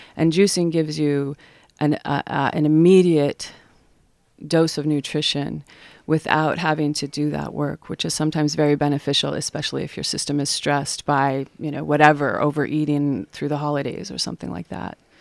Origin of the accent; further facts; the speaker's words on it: Salt Lake City, Utah, United States; moved away as an adult; now in Astoria, United States; I'm from Salt Lake City, Utah